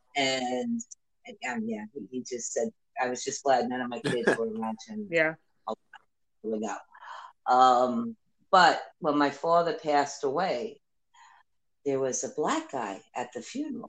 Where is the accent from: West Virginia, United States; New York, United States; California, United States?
New York, United States; moved away; also born or lived in South Florida; growing up in New York and even down South Florida, I have never lived in a place like